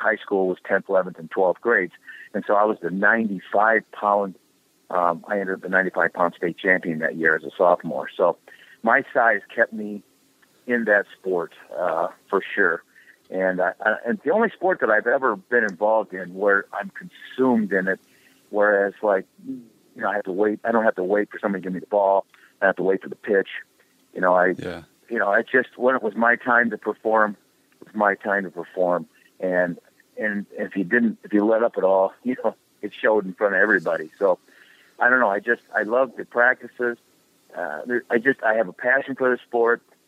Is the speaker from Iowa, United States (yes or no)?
yes; Waterloo, Iowa, United States; my hometown of Waterloo, Iowa, had three high schools within the local community.